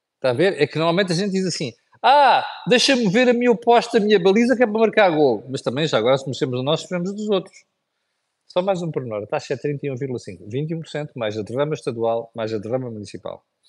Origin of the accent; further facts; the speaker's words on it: Portugal; Nós, como portugueses